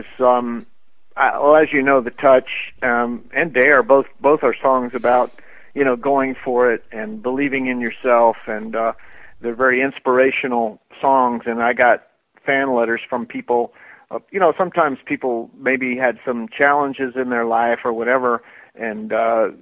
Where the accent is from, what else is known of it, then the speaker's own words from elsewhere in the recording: Florida, United States; moved away as an adult; also born or lived in Colorado; now in Los Angeles, United States; I grew up in Florida